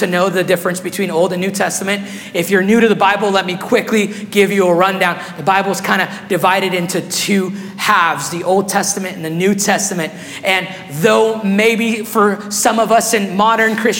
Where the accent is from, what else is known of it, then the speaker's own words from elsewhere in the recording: Guatemala; English is a second language; now in Meridian, Idaho, United States; when I was 8 years old, my family, we were living in Guatemala